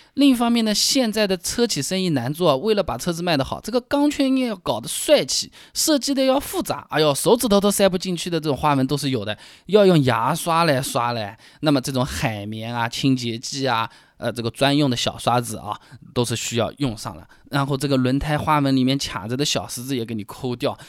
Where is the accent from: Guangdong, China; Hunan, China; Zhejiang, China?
Zhejiang, China; Hangzhou; 我们杭州话说起来呢，叫杀猪啊